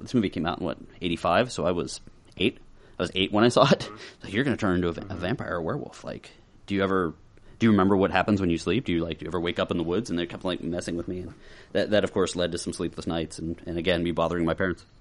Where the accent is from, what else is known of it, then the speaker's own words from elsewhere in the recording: Monroeville, Pennsylvania, United States; my hometown of Minerville. So, I sorta grew up in the zombie capital of the world